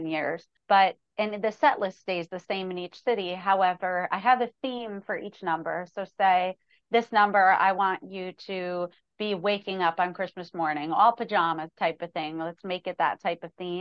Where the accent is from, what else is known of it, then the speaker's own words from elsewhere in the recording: New York, United States; Although I'm a country artist, I grew up in New York. I'm still a New Yorker.